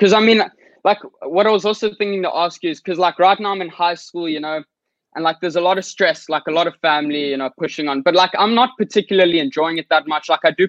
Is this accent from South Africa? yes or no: yes; South Africa; So basically … I'm 15 years old and I'm from South Africa.